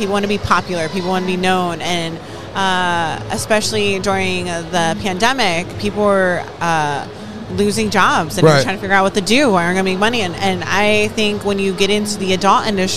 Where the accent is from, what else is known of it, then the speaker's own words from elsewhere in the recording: New Jersey, United States; moved away; also born or lived in Florida; I'm from Jersey